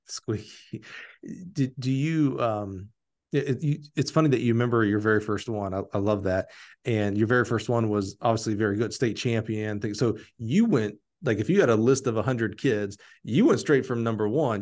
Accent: Alabama, United States; I'm from Alabama

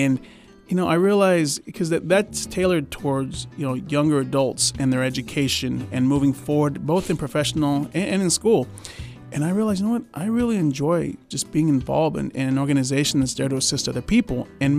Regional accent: California, United States; So, you know, I was born in Kern Medical. Shout out to Kern Medical. Mm-hmm. I lived the first years of my life on Flower Street.

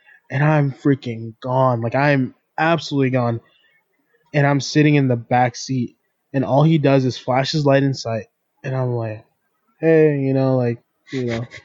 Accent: Temecula, California, United States; we're from Temecula

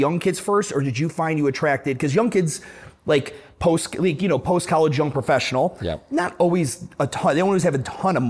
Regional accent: Cleveland, Ohio, United States; now in Charlotte, United States; I'm from Cleveland, Ohio, right?

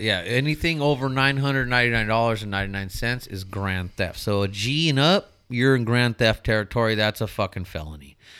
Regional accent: Mira Loma, California, United States; I grew up in the Inland Empire. I grew up in Miraloma.

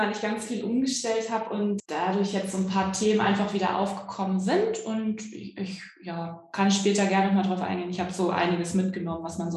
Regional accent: Hamburg, Germany; ich komme aus Hamburg, äh, versuche den Akzent so niedrig wie möglich zu halten, deutlich zu sprechen.

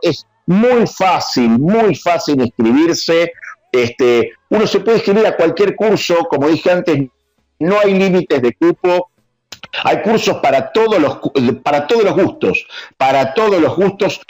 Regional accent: Argentina; nos caracteriza como argentinos

